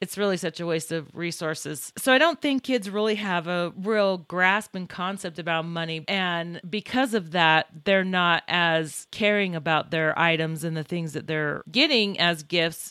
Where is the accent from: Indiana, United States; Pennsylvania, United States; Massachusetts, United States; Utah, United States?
Utah, United States; also born or lived in Libertyville, Illinois; I was born in Libertyville, Illinois, and we moved to Utah when I was three years old, so I really didn't know the area